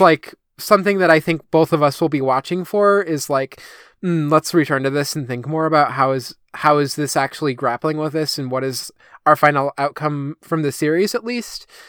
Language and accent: English; United States; as an American